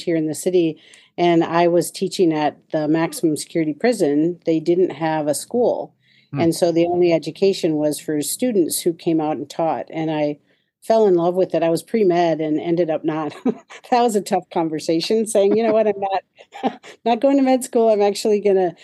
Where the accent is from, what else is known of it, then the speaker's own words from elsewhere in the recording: Minnesota, United States; also born or lived in Detroit; now in Kansas City, United States; I grew up in Minnesota, small town